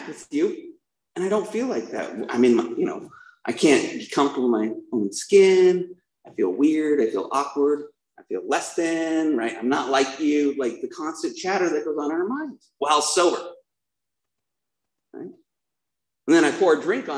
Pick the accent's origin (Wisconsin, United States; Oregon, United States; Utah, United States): Utah, United States; Provo; I was born in Provo, Utah